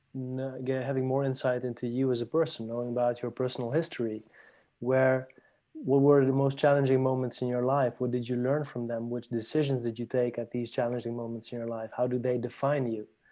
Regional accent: Paris, Île-de-France, France; also born or lived in Netherlands; now in Barcelona, Spain; I was born in Paris uh, from a Lebanese father, a Dutch Spanish mother. I grew up in Paris and afterwards uh, lived in the Netherlands

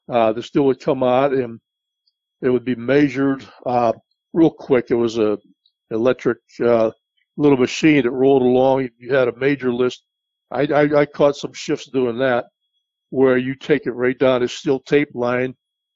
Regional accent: West Mifflin, Pennsylvania, United States; moved away as an adult; also born or lived in Florida; I grew up basically in the West Mifflin area

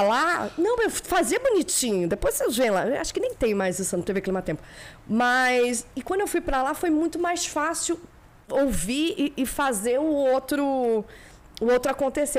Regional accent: Rio de Janeiro, Brazil; morei a vida toda em Copacabana, no Poço seis.

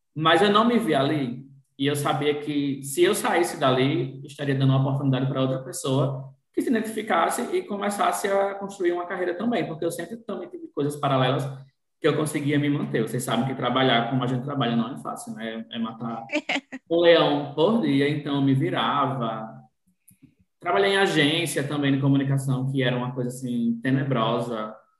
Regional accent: born in Natal, Rio Grande do Norte, Brazil; eu nasci em Natal, mas morei no interior até os 15 anos com minha mãe e tudo mais.

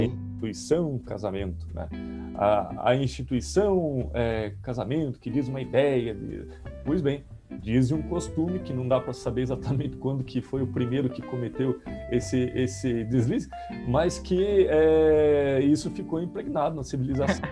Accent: Guarapuava, Paraná, Brazil; moved away; na cidade de onde eu vim

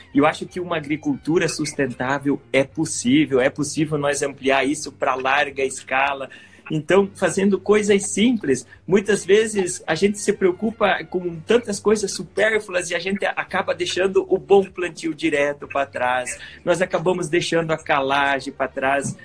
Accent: Santa Catarina, Brazil; eu nasci em Santa Catarina

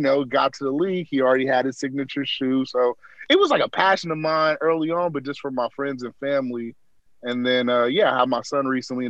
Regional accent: Berkeley, California, United States; Originally from Berkeley, California, same place as our good old VP. Went to schools that our good old VP went to.

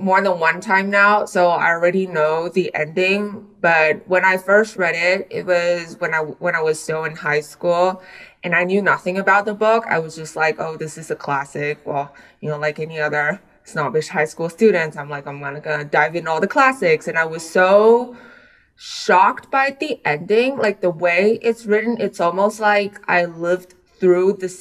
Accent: Taiwan; also born or lived in United States; I was born in the US, but I grew up in Taiwan

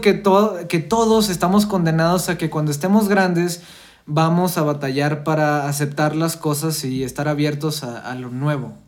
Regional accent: Coahuila, Mexico; nosotros somos de Coahuila, estamos acostumbrados a los dinosaurios

